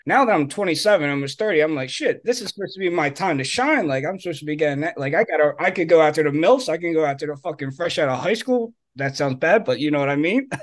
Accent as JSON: {"language": "English", "town": "Philadelphia", "region": "Pennsylvania", "country": "United States", "said": "I was from Philly"}